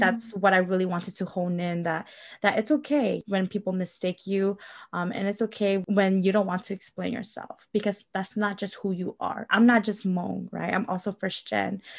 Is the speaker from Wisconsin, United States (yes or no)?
yes; Milwaukee, Wisconsin, United States; I grew up in Milwaukee, Wisconsin